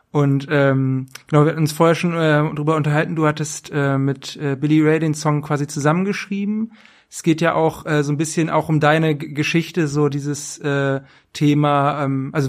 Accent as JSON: {"language": "German", "town": "Braunschweig", "region": "Lower Saxony", "country": "Germany"}